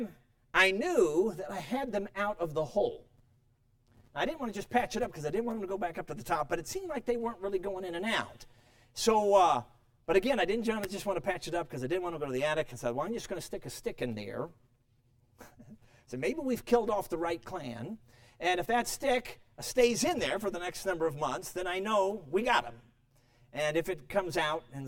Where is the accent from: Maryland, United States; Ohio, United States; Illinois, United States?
Illinois, United States; Chicago; moved away; also born or lived in Durango, Colorado; Now, I grew up in Chicago.